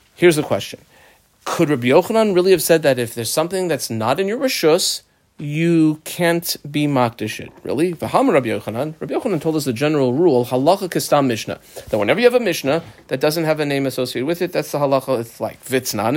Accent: United States; growing up in America as a modern Orthodox kid

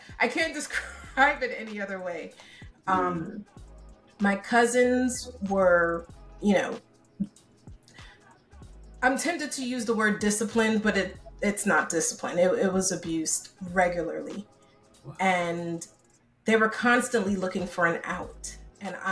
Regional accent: Newark, New Jersey, United States; also born or lived in Bronx, New York / St. Vincent (parents) / Antigua (parents); I think I was about 1 or so when we decided to move over to Newark, New Jersey

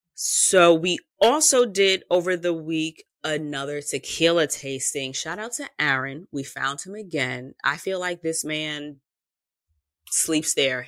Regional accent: New York, United States; I am from New York

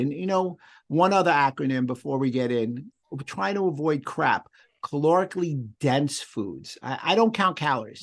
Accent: New York City, New York, United States; I'm Jewish. I grew up in the Bronx

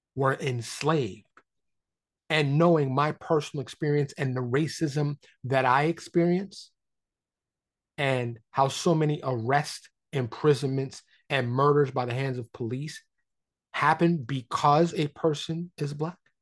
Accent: New York City, New York, United States; now in Dallas, United States; I grew up in Harlem in the Bronx

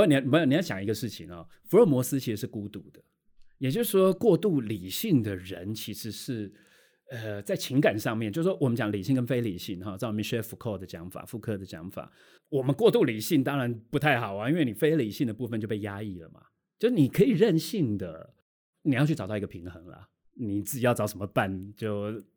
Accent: Taiwan; 我们台湾人

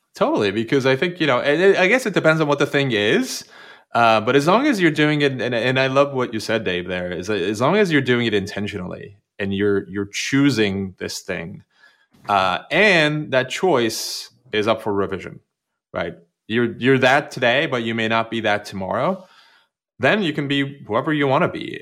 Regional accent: Turkey; English is a second language; moved away; I grew up, I grew up in Turkey, which was a very, very conformist society

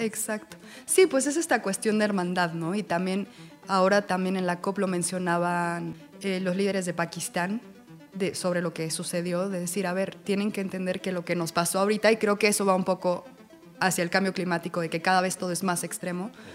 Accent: Mexico; Como comunidad mexicana

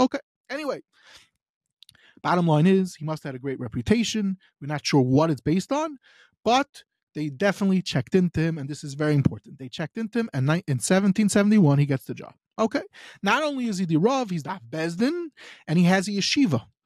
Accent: United States; moved away; I'm from America.

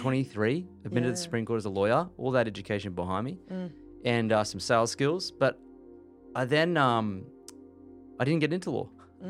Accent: Gold Coast, Queensland, Australia; So we moved here when I was three. And I grew up here, went to school here, went to university here.

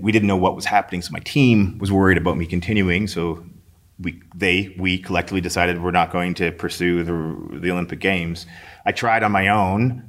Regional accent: St. Albert, Alberta, Canada; I grew up in Saint Albert

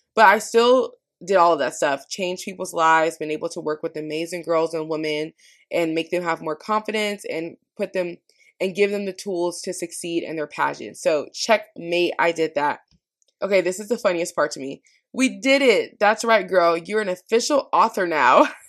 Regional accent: Washington, United States; now in California, United States; growing up in Washington

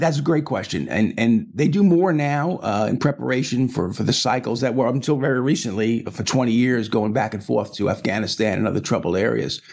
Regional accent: New York, United States; I'm a New Yorker

